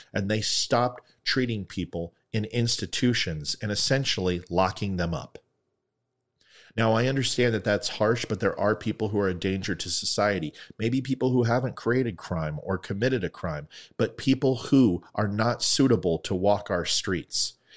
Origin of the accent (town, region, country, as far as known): United States